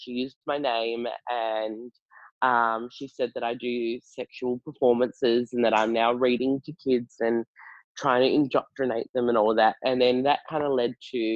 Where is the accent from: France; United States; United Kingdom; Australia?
Australia; York, Western Australia; also born or lived in Perth; I grew up in Perth. In well, most of my childhood was in a country town called York.